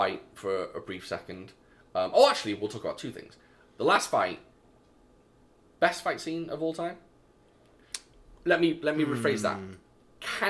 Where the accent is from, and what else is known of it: United Kingdom; moved away